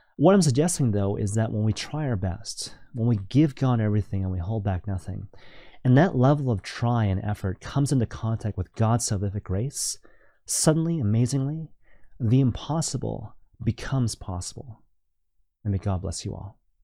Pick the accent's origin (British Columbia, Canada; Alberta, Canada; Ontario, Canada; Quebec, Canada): British Columbia, Canada; Vancouver; now in Toronto, Canada; I'm originally from Vancouver